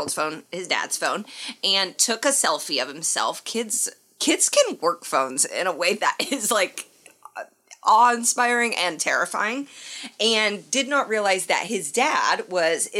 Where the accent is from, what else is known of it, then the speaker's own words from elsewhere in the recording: Indiana, United States; when I was growing up in Indiana